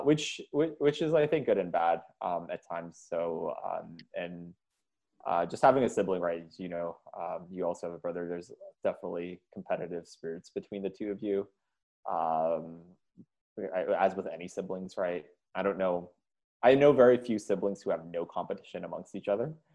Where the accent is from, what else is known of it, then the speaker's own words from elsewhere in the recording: Jakarta, Indonesia; also born or lived in India / Montana, United States; I was born in Jakarta, and uh, moved to the states for two years. My, my dad was getting his master's to Montana, where my um, mom's side of the family's from. Then moved back